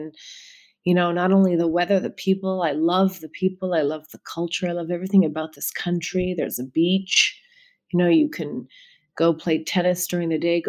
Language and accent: English; Toronto, Ontario, Canada; I'm Canadian. Why would I give that up?